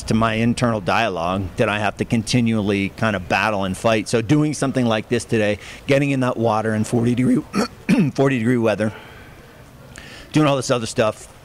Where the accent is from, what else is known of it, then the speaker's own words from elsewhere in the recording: Hollidaysburg, Pennsylvania, United States; from Hollidaysburg